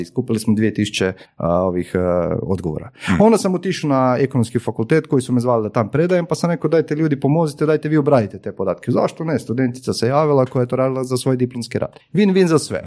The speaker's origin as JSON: {"language": "Croatian", "country": "Croatia", "said": "kod nas u Hrvatskoj"}